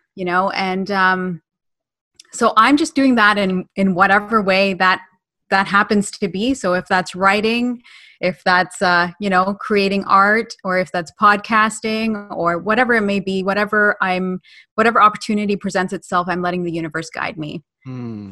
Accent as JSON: {"language": "English", "region": "Ontario", "country": "Canada", "tie": "born or raised there", "also_born_or_lived": "United Kingdom", "said": "I was born in the UK. Uh, I moved here when I was uh, nine years old. Um, I've grown up in Canada"}